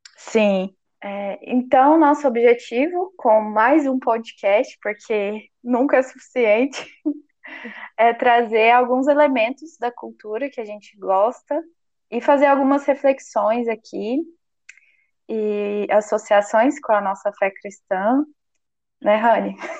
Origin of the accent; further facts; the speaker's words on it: Uberlândia, Minas Gerais, Brazil; Eu sou de Minas, sou de Uberlândia, moro no interior de Minas